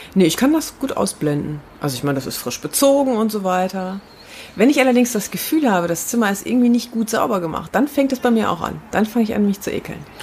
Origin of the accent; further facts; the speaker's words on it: Herne, North Rhine-Westphalia, Germany; in Herne, in meiner Heimatstadt